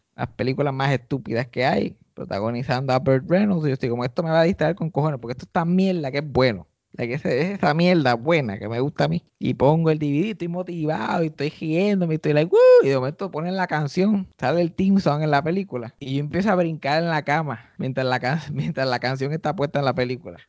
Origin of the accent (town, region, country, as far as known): Puerto Rico